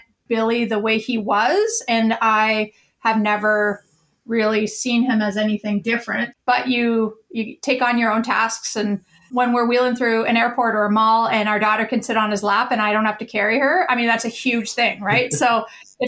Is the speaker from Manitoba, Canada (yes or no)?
yes; Winnipeg, Manitoba, Canada; my hometown in Winnipeg